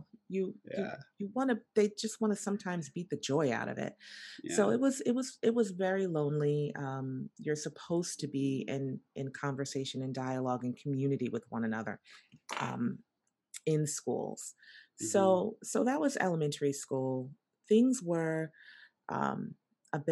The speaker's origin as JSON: {"language": "English", "town": "New York City", "region": "New York", "country": "United States", "tie": "born or raised there", "said": "I grew up in Brooklyn, New York, and I grew up in the projects"}